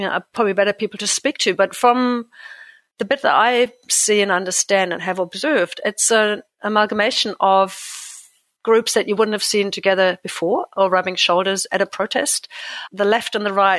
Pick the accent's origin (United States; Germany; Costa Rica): Germany; now in New Zealand; I'm an immigrant to New Zealand. I come from Germany originally, as you can probably tell from my weird name and accent